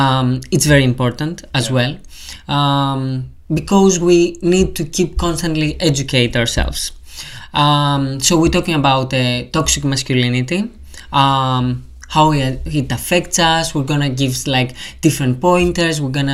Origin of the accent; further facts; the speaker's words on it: Greece; also born or lived in Portsmouth; now in London, United Kingdom; It's like my second home. Now I have a third home, like for London, because I moved from Greece.